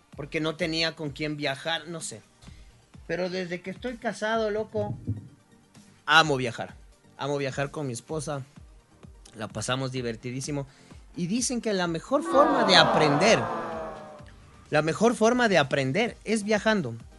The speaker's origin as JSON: {"language": "Spanish", "country": "Ecuador", "said": "Somos ecuatorianos"}